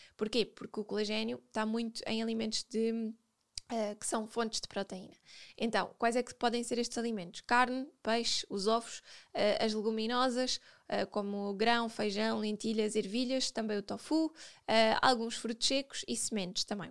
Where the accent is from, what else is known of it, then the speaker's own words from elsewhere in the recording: Portugal; Nós, como bons portugueses